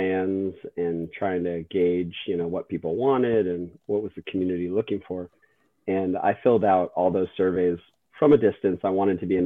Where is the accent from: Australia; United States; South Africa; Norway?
United States; San Diego, California; also born or lived in Pacific Northwest; now in Portland, United States; growing up in San Diego